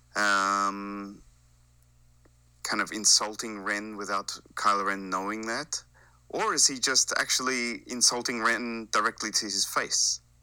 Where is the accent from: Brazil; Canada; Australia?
Australia; also born or lived in Japan; now in Sweden; I am living in Sweden, but, uh, like your boy Steel Saunders, I am originally from Australia